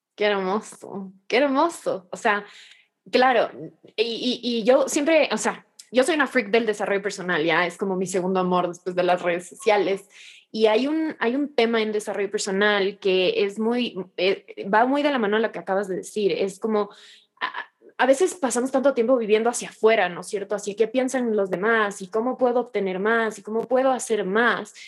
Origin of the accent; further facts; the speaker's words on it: Ecuador; como ecuatoriana me siento muy, muy orgullosa